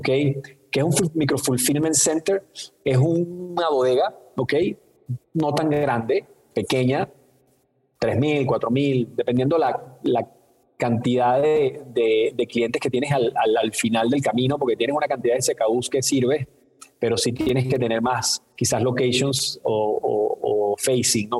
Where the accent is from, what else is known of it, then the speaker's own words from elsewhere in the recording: Venezuela; also born or lived in Boston, United States; now in Mexico; ya seguramente escucharon mi acento, yo soy de Venezuela. Eh, como comentábamos, pues soy hijo de inmigrantes, ¿no? Eh, que llegaron a Venezuela después de las guerras de Europa. Y, bueno, mi mamá era española, mi papá italiano. bueno, me crié ahí